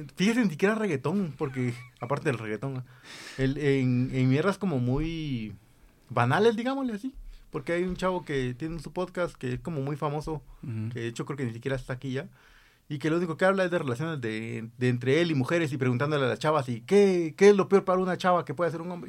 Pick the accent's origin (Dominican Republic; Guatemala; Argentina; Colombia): Guatemala; nosotros, como guatemaltecos